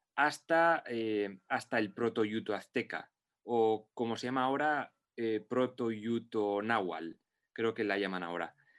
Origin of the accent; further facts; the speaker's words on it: Basque Country, Spain; yo me considero vasco y me considero español porque he nacido en, en País Vasco